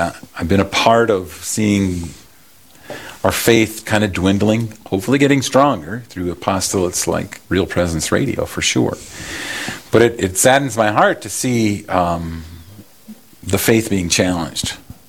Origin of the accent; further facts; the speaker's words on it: Yankton, South Dakota, United States; I grew up in Yankton, South Dakota